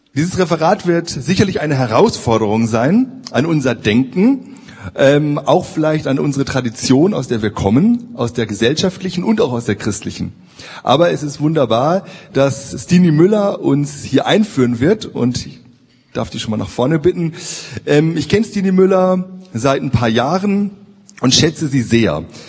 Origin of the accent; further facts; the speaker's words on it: Marburg, Hesse, Germany; in Marburg, da wo ich herkomme